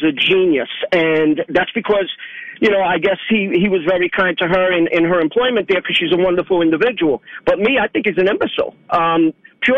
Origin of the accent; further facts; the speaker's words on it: New York City, New York, United States; moved away; I'm from Bed-Stuy, Brooklyn.